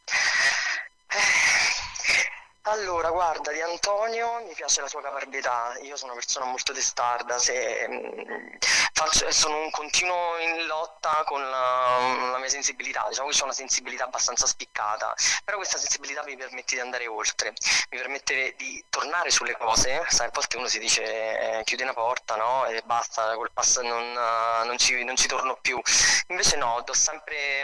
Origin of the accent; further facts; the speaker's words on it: L'Aquila, Abruzzo, Italy; also born or lived in Castellammare di Stabia, Campania; now in Rome, Italy; mi sono trovato prima all'Aquila, sono cresciuto all'Aquila e adesso vivo a Roma